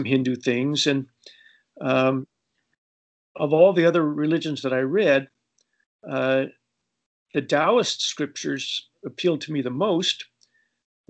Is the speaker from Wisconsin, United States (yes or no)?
no; Los Angeles, California, United States; also born or lived in Colombia; I grew up in Los Angeles